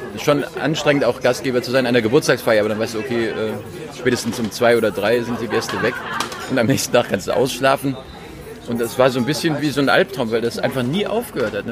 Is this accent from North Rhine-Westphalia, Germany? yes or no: yes; North Rhine-Westphalia, Germany; ich bin auch Rheinländer mit Migrationshintergrund weil meine Eltern ja Westfalen sind.